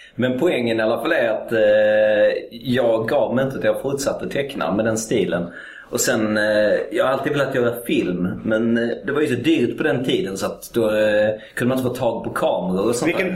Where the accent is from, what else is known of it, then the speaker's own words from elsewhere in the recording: Malmö, Skåne, Sweden; Jag är född i Malmö